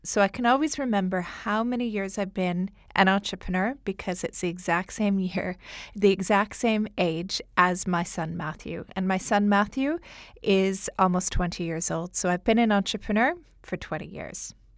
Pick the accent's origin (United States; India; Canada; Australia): Canada; accent: Canadian; moved away as an adult; now in London, United Kingdom; my Canadian accent